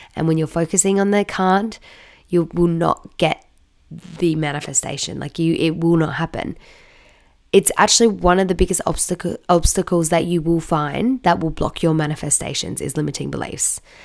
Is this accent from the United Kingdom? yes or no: no; Australia; I'm from Australia